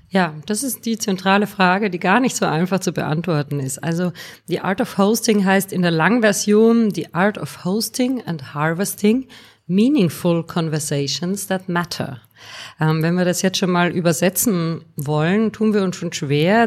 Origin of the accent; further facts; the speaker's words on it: Austria; moved away as an adult; now in Bonn, Germany; ich bin gebürtige Österreicherin